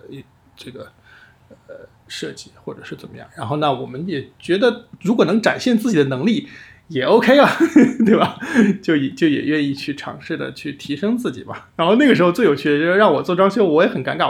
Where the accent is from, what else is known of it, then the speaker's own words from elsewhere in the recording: Hubei, China; now in Shanghai, China; 我们家是湖北的